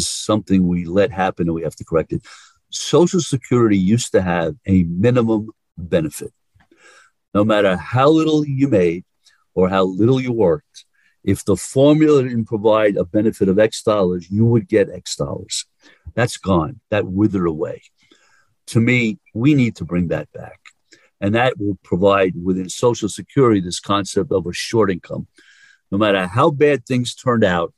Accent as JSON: {"language": "English", "region": "New York", "country": "United States", "accent": "New Yorker", "said": "I'm a New Yorker"}